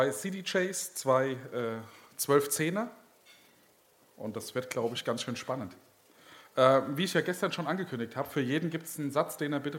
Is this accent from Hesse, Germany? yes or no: yes; Gelnhausen, Hesse, Germany; born or raised there